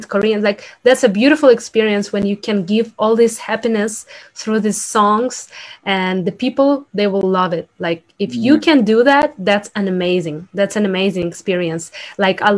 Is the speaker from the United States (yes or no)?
no; Ukraine; English is a second language; moved away; I'm from Ukraine. So I speak two languages, like Russian, Ukrainian, and then I learn English